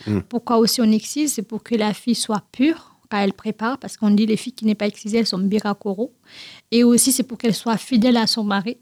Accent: Guinea; French is a second language; now in France; je suis née en Guinée-Conakry, y euh, dans une grande famille

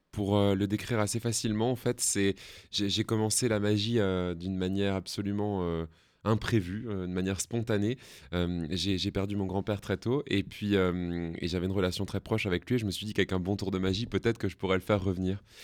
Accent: Alsace, Grand Est, France; je viens d'Alsace

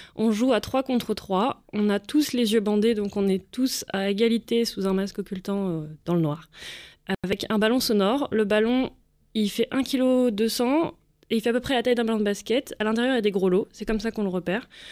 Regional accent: Lyon, Auvergne-Rhône-Alpes, France; je fais partie du club du CSAVH Lyon, donc je suis lyonnaise.

